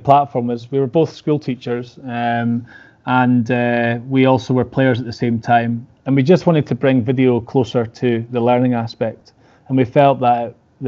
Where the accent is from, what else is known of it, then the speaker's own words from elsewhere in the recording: Scotland, United Kingdom; I know I'm Scottish